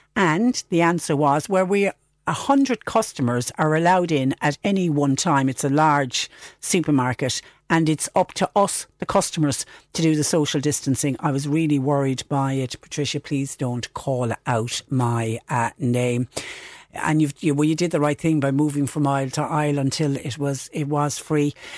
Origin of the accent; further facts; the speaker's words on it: Ireland; us as Irish people